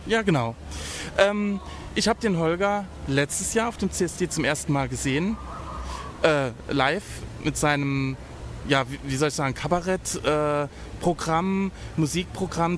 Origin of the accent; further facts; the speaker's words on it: Saarbrücken, Saarland, Germany; ich bin ja aus Saarbrücken. Saarbrücken ist ja wirklich so die Provinz